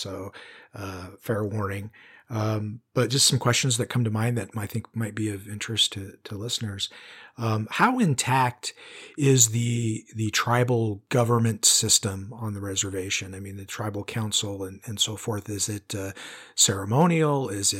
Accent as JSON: {"language": "English", "town": "Spokane", "region": "Washington", "country": "United States", "tie": "born or raised there", "lives_now": "Central Oregon, United States", "said": "You know, I told you I grew up in the Pacific Northwest and near Spokane."}